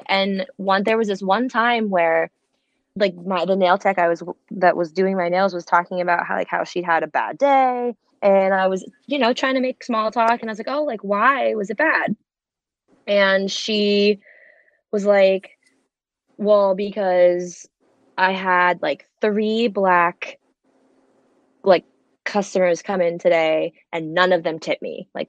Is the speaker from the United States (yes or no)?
yes; New Jersey, United States; in my hometown in New Jersey